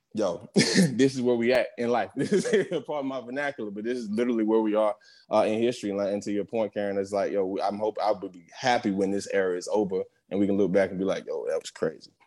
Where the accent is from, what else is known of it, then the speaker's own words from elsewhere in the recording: New Jersey, United States; also born or lived in West Philadelphia, Pennsylvania; I was born in West Philly, raised in South Jersey